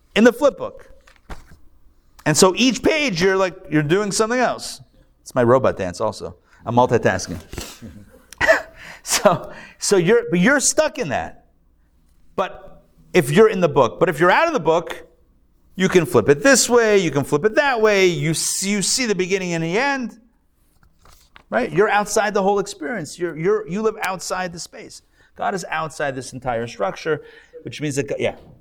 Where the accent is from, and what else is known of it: United States